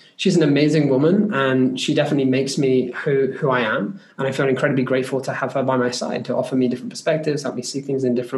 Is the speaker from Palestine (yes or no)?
no; United Kingdom; As a British person